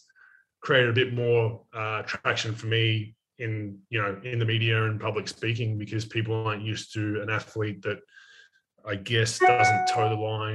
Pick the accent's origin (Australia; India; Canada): Australia; I'm from Australia